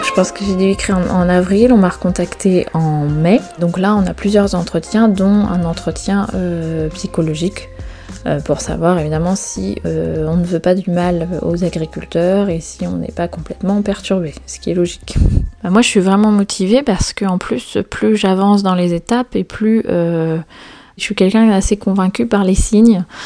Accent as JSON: {"language": "French", "region": "Brittany", "country": "France", "tie": "born or raised there", "also_born_or_lived": "south of France / Chamonix", "moved": "as an adult", "said": "La Bretagne, c'est vraiment là où je suis née, là où j'ai grandi. Je suis vraiment bretonne pure beurre, comme on dit"}